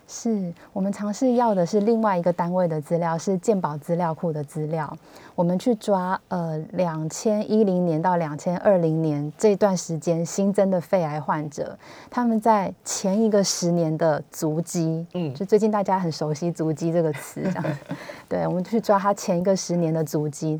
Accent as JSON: {"language": "Chinese", "town": "Hsinchu", "country": "Taiwan", "moved": "yes", "lives_now": "Taipei, Taiwan", "said": "以我是新竹人为例，就是我长期在台北工作"}